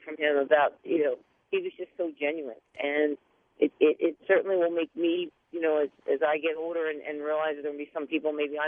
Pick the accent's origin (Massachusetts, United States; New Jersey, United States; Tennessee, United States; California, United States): New Jersey, United States; Ocean City; Ocean City, which is my hometown